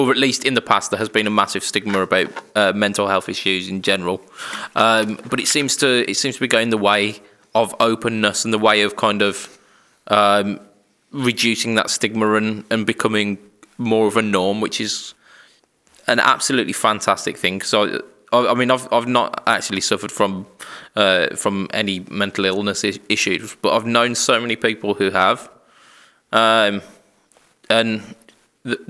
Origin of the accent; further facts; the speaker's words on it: United Kingdom; us British people, we as a nation